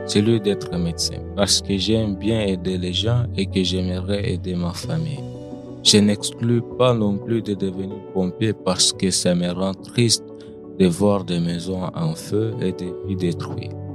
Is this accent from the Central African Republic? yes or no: yes; Central African Republic; also born or lived in Quebec, Canada; now in Trois-Rivières, Canada; j'ai 15 ans, je viens de République centrafricaine.